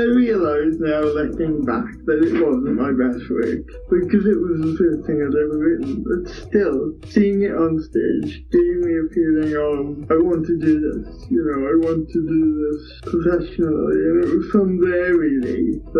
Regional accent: Port Talbot, Wales, United Kingdom; I'm from Port Talbot

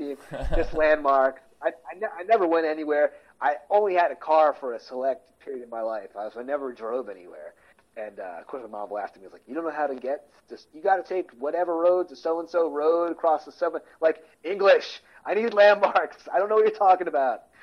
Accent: Philadelphia, Pennsylvania, United States; accent: Philadelphia; Our regional Philadelphia's regional accent's bizarre

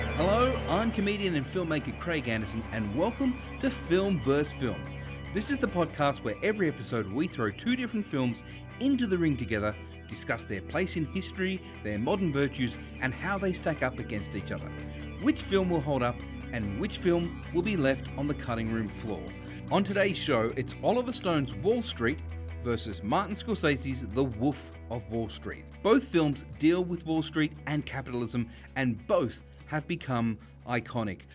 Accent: Sydney, New South Wales, Australia; we grew up in Western Sydney

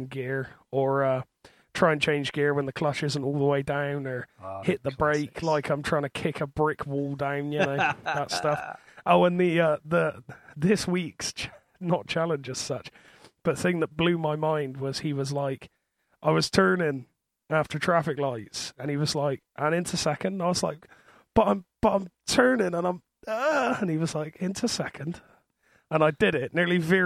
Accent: Bristol, South West England, United Kingdom; accent: thick Bristol accent; I am from Bristol. Because of my thick accent, I'm sure you've worked that out already.

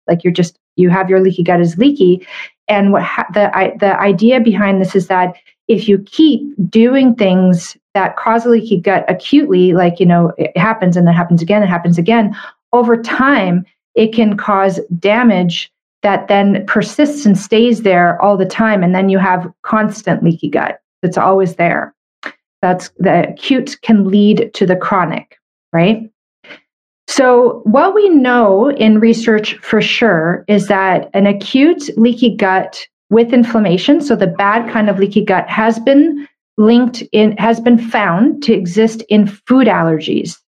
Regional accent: Canada; I'm a Canadian medical doctor

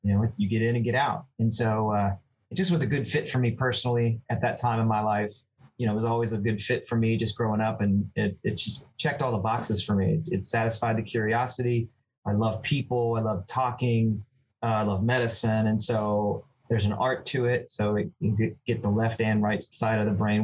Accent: Central Ohio, United States; moved away as an adult; now in Kentucky, United States; growing up in Central Ohio

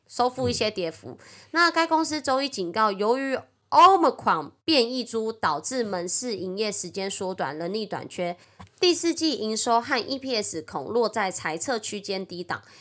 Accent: Taiwan; accent: Taiwanese Mandarin; 我是台湾国语界最正的俏妞

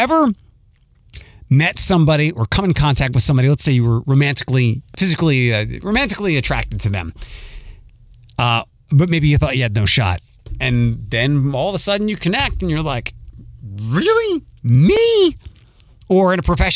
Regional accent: Philadelphia, Pennsylvania, United States; now in Toledo, United States; I'm from Philadelphia

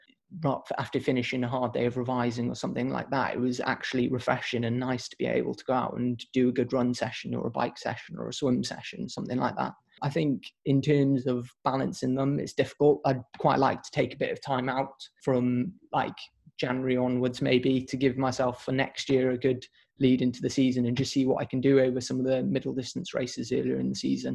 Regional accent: Pembrokeshire, Wales, United Kingdom; I think I'm from Pembrokeshire.

